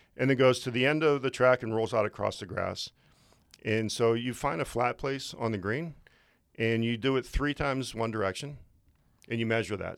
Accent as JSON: {"language": "English", "area": "just outside of Pittsburgh", "region": "Pennsylvania", "country": "United States", "tie": "born or raised there", "also_born_or_lived": "Lake Tahoe, California / Florida / Ohio", "moved": "as an adult", "lives_now": "Great Falls, United States", "said": "I grew up in Pennsylvania, just outside of Pittsburgh."}